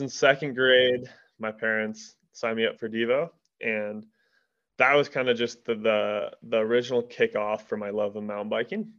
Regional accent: Durango, Colorado, United States; am born and raised in Durango, Colorado

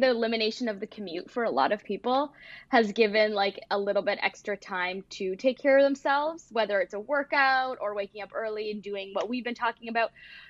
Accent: Toronto, Ontario, Canada; now in Michigan, United States; I moved here from Toronto to Michigan

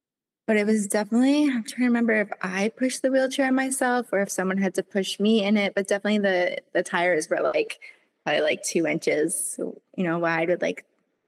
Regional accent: Vermont, United States; because I live 15 minutes from, you know, the mountain, that's where everybody goes.

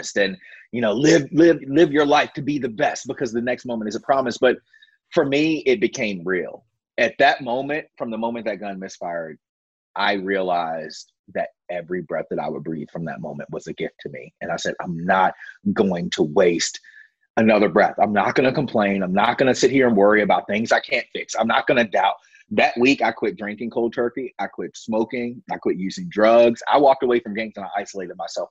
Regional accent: Virginia, United States; I grew up in the Bible Belt of Virginia, in Brooknell, Virginia

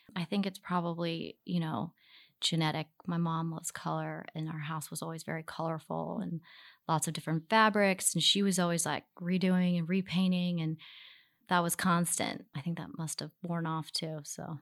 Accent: Baltimore, Maryland, United States; now in New York, United States; we grew up in Baltimore City

